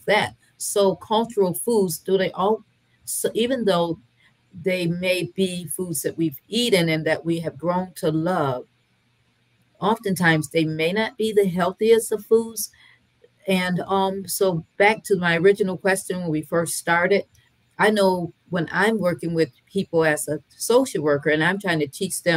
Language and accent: English; Michigan, United States; now in North Carolina, United States; Both my parents were from the South, even though I was raised in Michigan